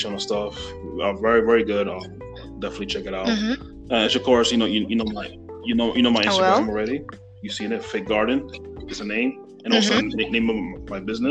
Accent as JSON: {"language": "English", "region": "New York", "country": "United States", "said": "I'm from New York"}